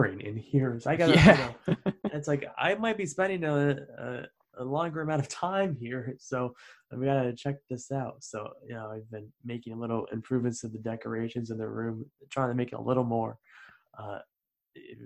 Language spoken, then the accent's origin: English; Albany, New York, United States; moved away as an adult; also born or lived in Dean College, Massachusetts; upstate New York, Albany, New York